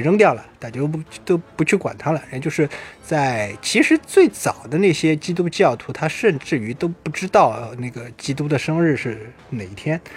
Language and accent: Chinese; China; 尤其是我们中国人啊